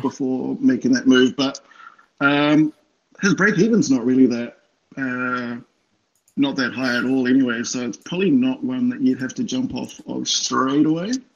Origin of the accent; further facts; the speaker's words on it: New Zealand; moved away as an adult; now in Sydney, Australia; I'm definitely a Kiwi. So I moved out okay. from uh, New Zealand in 2014